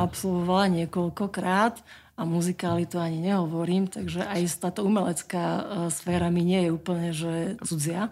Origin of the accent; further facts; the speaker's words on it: Čadca, Žilina Region, Slovakia; je to môj rodný kraj, lebo ja som sa narodila v Čaci